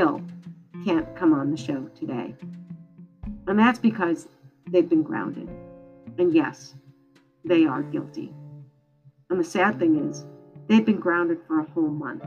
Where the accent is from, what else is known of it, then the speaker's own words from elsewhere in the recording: Michigan, United States; When I was growing up in Michigan